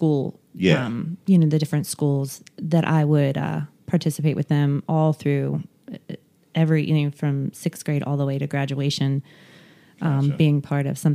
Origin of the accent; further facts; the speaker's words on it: Martinsburg, West Virginia, United States; also born or lived in Winchester, Virginia; I was raised in Martinsburg